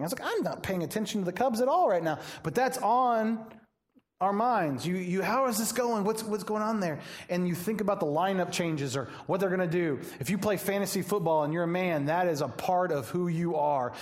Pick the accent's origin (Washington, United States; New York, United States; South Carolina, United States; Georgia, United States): Georgia, United States; Atlanta; now in Joliet, United States; I'm from Atlanta